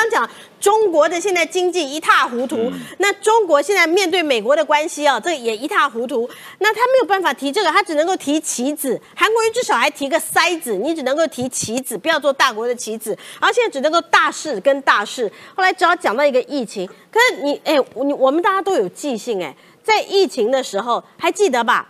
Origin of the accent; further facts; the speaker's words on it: Taiwan; 我们台湾人啊，最近打棒球啊